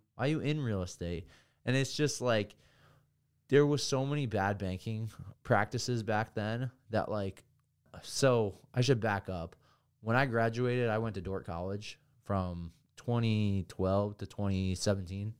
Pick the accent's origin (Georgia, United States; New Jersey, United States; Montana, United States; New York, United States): New Jersey, United States; Hamburg; moved away; also born or lived in Vermont; I come from Hamburg, New Jersey